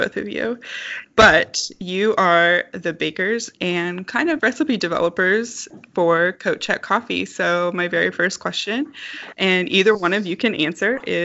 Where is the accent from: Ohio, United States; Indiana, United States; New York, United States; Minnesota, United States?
Indiana, United States; I didn't grow up in Indianapolis, but I grew up in the state of Indiana